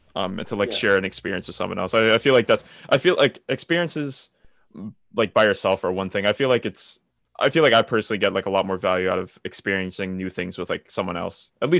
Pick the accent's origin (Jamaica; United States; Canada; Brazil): United States; I'm an American